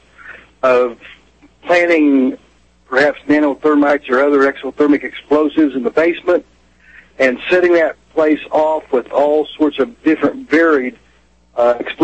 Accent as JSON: {"language": "English", "town": "Oklahoma City", "region": "Oklahoma", "country": "United States", "said": "I am from Oklahoma City. My father had a shop blocks away from"}